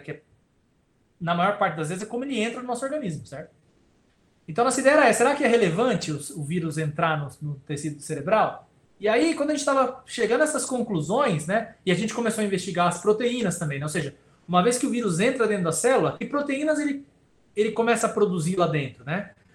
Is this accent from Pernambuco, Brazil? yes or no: no; ABC Paulista, São Paulo, Brazil; moved away as an adult; also born or lived in Campinas; eu sou do ABC, né? Paulista aqui, né? Do lado de São Paulo e vim morar em Campinas para estudar